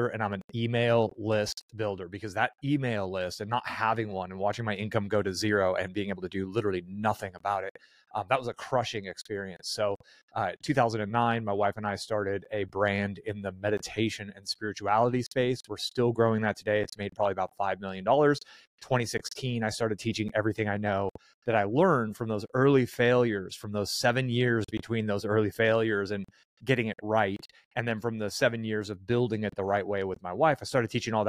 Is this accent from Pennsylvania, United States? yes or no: no; San Francisco Bay Area, California, United States; moved away as an adult; also born or lived in Albuquerque, New Mexico; I grew up in the San Francisco Bay Area